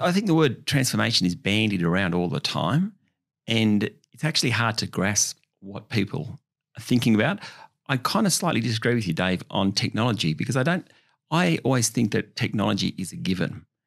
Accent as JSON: {"language": "English", "town": "Orange", "region": "New South Wales", "country": "Australia", "tie": "born or raised there", "said": "I grew up in Orange, country New South Wales, about three and a half hours west of Sydney"}